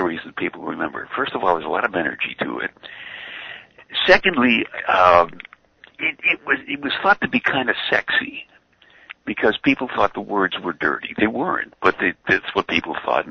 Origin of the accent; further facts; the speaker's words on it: New York City, New York, United States; I grew up in Brooklyn, and I used to listen to WNEW in New York.